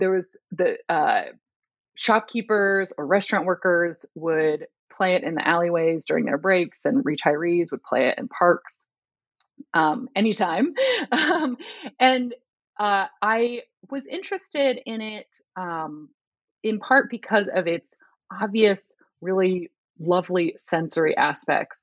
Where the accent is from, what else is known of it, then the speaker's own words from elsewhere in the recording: Southern California, United States; moved away as an adult; also born or lived in Walla Walla, Washington / Kunming, China; I am originally from the West Coast. I grew up in Southern California